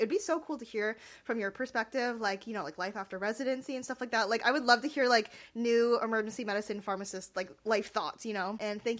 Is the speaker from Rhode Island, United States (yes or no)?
yes; Rhode Island, United States; now in Massachusetts, United States; I'm from Rhode Island originally.